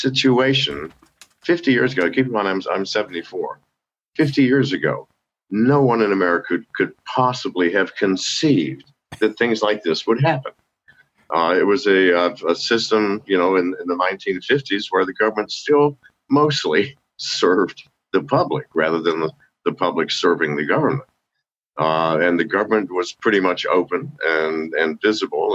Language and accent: English; United States; being an American and being English speaking